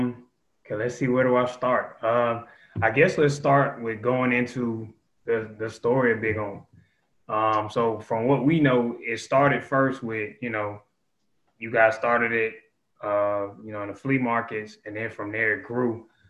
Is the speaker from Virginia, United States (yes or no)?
no; Atlanta, Georgia, United States; I'm from Atlanta, so there's certain things I know of.